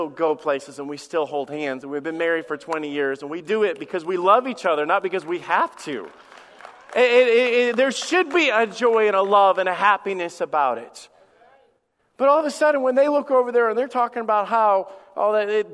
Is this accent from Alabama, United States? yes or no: yes; Alabama, United States; moved away; also born or lived in Michigan / Florida; I went to church in Michigan. I grew up in Alabama. I've been in church in Florida. And I've served here for 17 years.